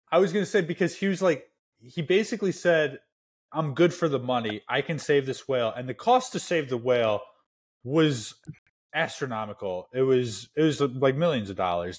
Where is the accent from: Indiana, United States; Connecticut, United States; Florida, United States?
Indiana, United States; I'm from Indiana